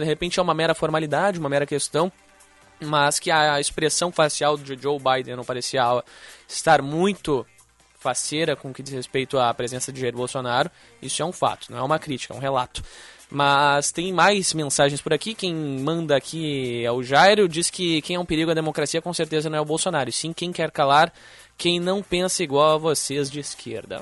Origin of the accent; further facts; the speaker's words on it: Alvorada, Rio Grande do Sul, Brazil; também sou de Alvorada